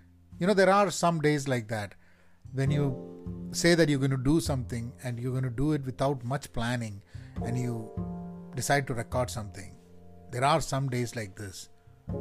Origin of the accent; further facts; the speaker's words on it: Kozhikode, Kerala, India; accent: Kerala Calicut colloquial Malayalam; first language Malayalam; English is a second language; Malayalam being my first language, though I have learned English and spoken English even as a kid, I feel more comfortable at home when I speak Malayalam, not even Malayalam, but Malayalam in that typical Kerala, you know, Calicut colloquial language or the accent.